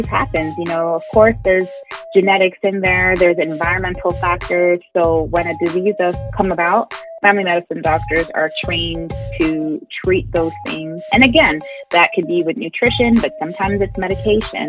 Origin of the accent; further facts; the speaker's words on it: Montreal, Quebec, Canada; moved away as an adult; now in Atlanta, United States; I'm born and raised in Montreal, but practicing in Atlanta, Georgia